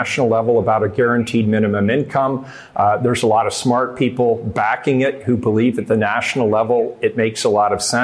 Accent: Portland, Oregon, United States; born and raised in Portland

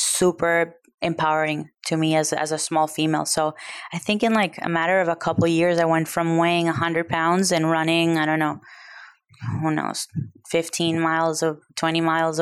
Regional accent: Venezuela; now in United States; I grew up in Venezuela

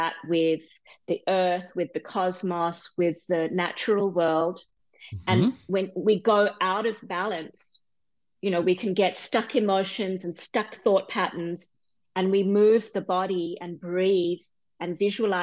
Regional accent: Perth, Western Australia, Australia; moved away as an adult; now in Southwest Washington, United States; I was born in Australia

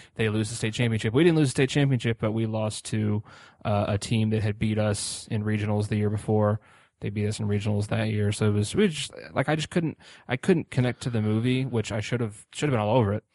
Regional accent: Indianapolis, Indiana, United States; I'm also from Indianapolis

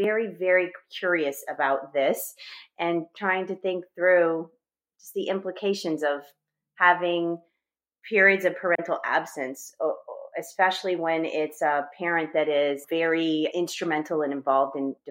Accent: Massachusetts, United States; moved away as an adult; also born or lived in Washington State; I'm from New England, right? I'm from Massachusetts.

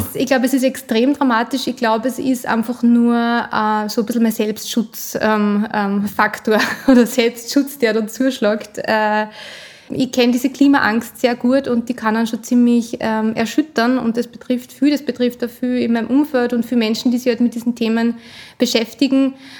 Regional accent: Upper Austria, Austria; also born or lived in Vienna; Ich bin in Oberösterreich aufgewachsen, habe dann meine ersten 18 Lebensjahre da verbracht

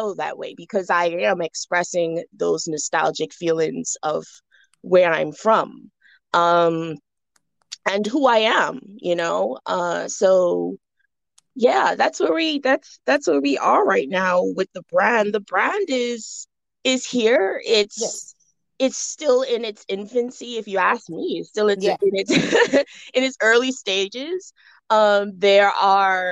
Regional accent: Bahamas; moved away as an adult; now in Atlanta, United States; I was born and raised in the Bahamas. I currently reside in Atlanta, Georgia.

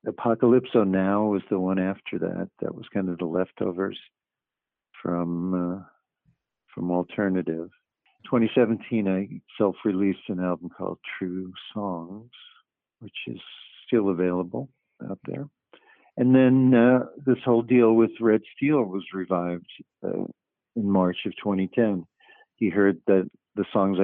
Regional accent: New York City, New York, United States; moved away as an adult; I inherited the house I grew up in Queens, moved my family back there

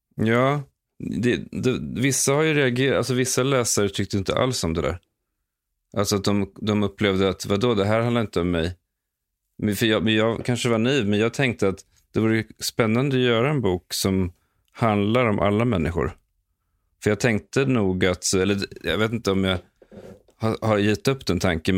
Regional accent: Stockholm, Stockholm County, Sweden; moved away as an adult; now in Los Angeles, United States; jag älskade verkligen att växa upp i Akalla. Eh, jag bodde där i de första 16 åren av mitt liv

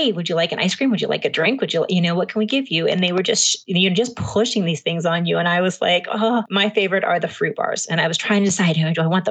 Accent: Washington, United States; I grew up in Washington State

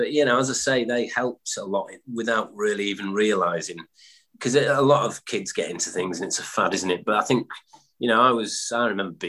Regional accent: Stockport, North West England, United Kingdom; born there; I was born in Stockport, and my dad used to play in bands around pubs in that area.

